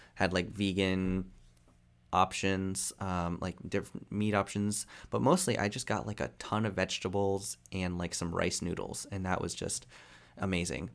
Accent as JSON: {"language": "English", "town": "Fort Myers", "region": "Florida", "country": "United States", "tie": "born or raised there", "moved": "as an adult", "lives_now": "Tampa, United States", "said": "I moved from Fort Myers to Tampa"}